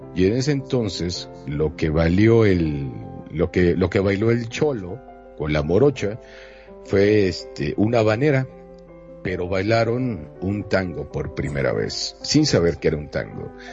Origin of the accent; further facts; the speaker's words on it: Mexico; soy de México